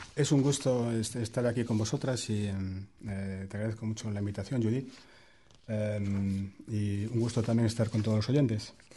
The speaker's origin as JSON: {"language": "Spanish", "town": "A Coruña", "region": "Galicia", "country": "Spain", "tie": "born or raised there", "also_born_or_lived": "Geneva", "moved": "as an adult", "lives_now": "Wellington, New Zealand", "said": "mi ciudad natal, La Coruña, donde eh, cuando yo era pequeño"}